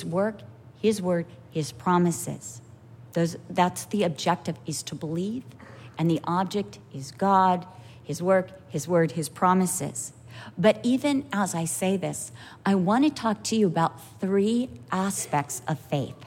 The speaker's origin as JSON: {"language": "English", "country": "United States", "said": "I'm an American"}